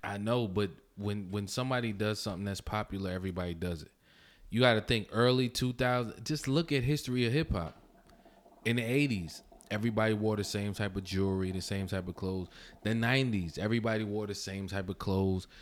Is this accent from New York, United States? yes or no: yes; New York City, New York, United States; I'm from Brooklyn